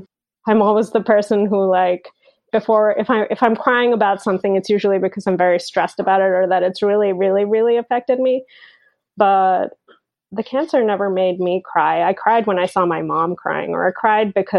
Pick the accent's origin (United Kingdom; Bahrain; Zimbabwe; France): Bahrain; moved away as an adult; also born or lived in Berlin, Germany; now in United States; I was born and brought up in the Middle East on a tiny island called Bahrain